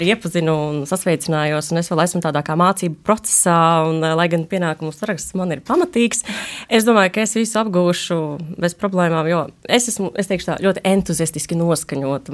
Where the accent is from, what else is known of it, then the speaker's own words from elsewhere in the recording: Līvāni, Latgale, Latvia; Līvāna vispār ir mana dzimtā pilsēta. Es esmu šeit arī dzimusi. Līvānos, jā, un augusi un mācījusies